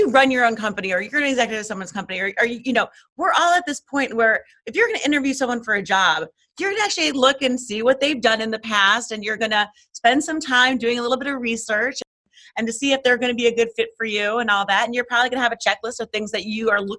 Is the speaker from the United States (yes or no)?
yes; New York City, New York, United States; I'm from Manhattan.